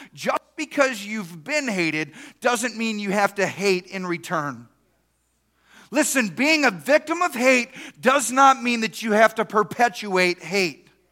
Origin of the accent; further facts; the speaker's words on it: East Texas, United States; I grew up in East Texas